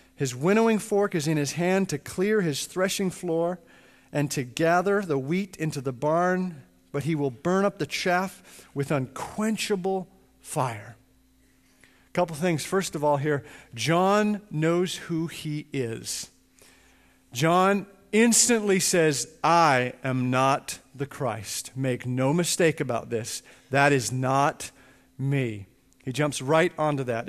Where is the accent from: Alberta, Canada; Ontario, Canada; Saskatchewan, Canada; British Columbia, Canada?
Alberta, Canada; Edmonton; I grew up in Edmonton, Canada, and I grew up in a home that was right across the street from a little Church of God church